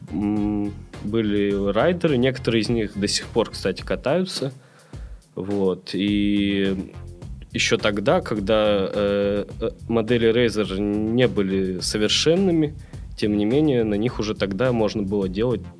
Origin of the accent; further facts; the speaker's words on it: Perm, Perm Krai, Russia; moved away as an adult; now in Saint Petersburg, Russia; я вырос э, в Перми, э, в Санкт-Петербург, э, переехал учиться в 2007